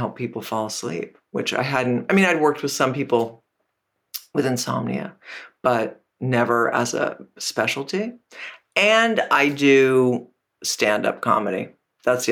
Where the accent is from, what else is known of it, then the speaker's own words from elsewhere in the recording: Canada; moved away; also born or lived in Portland, Maine; I grew up in Canada and I did national radio